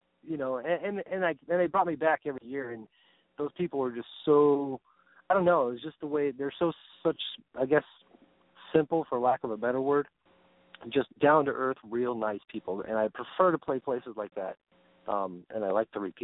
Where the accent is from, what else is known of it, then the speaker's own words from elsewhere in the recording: Arlington Heights, Illinois, United States; moved away; also born or lived in Evanston, Illinois; did grew up in Arlington Heights